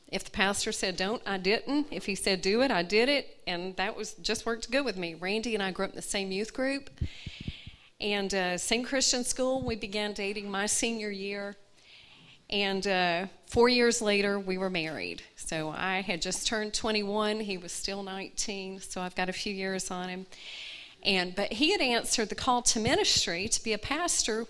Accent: Atlanta, Georgia, United States; moved away as an adult; also born or lived in Gadsden, Alabama; now in Mojave Desert, Southern California, United States; I was born in Gadsden, Alabama, and but I grew up in Atlanta. From the time I was 2 years old until I was 40, Atlanta was my home

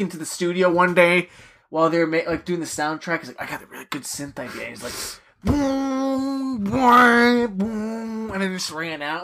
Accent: New York, United States; being a New Yorker

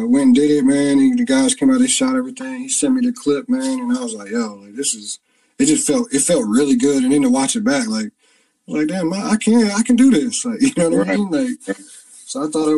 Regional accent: Beaufort, North Carolina, United States; moved away as an adult; the actual town I grew up in is called Beaufort

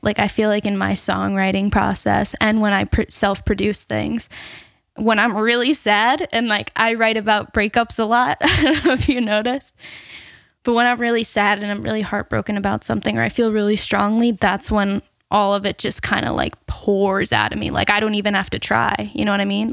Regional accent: Seaford, New York, United States; I'm actually from Seaford, so the next town over

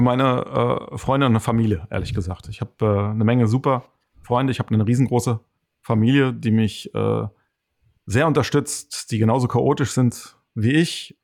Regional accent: Hesse, Germany; ich bin kein Schwabe, ich bin rein Hesse

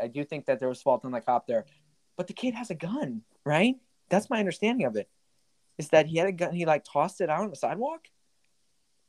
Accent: United States; I'm an American

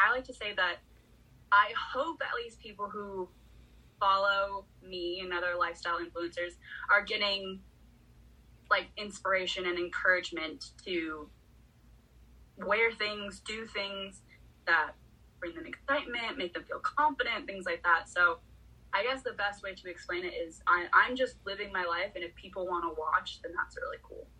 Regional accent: California, United States; I'm a girl who's born and raised in California

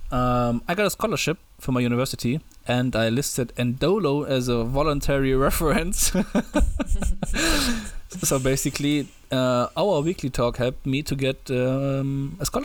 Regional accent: Germany; accent: thick German; English is a second language; with my thick German accent

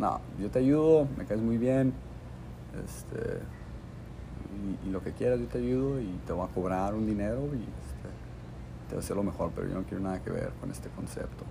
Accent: Tijuana, Baja California, Mexico; moved away as an adult; also born or lived in Tulum / New York / Nicaragua / Los Angeles; soy un, un, chavo aquí de Tijuana y le tengo mucho cariño a esta ciudad, toda la gente con la que crecí

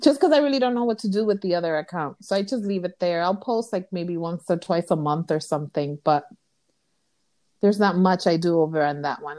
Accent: New York City, New York, United States; first language Spanish; English is a second language; I'm from Los Sures, Williamsburg. Very huge okay. Dominican, Puerto Rican population there, and I am Dominican.

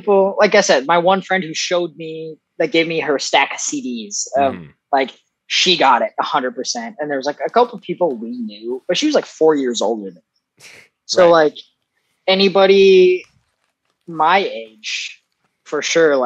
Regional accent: Foley, Minnesota, United States; I'm from this little town called Foley, Minnesota

